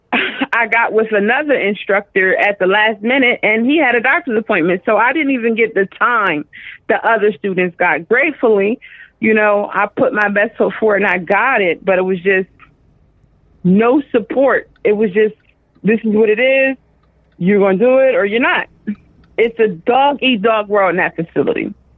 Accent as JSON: {"language": "English", "town": "Dover", "region": "Delaware", "country": "United States", "said": "I'm from Dover, Delaware."}